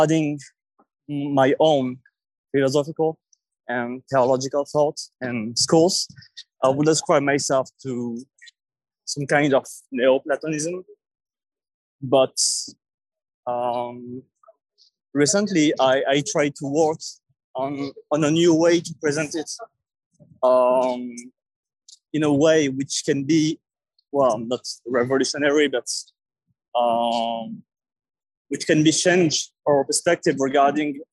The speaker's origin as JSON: {"language": "English", "town": "Paris", "region": "Île-de-France", "country": "France", "second_language": "English", "said": "from Paris."}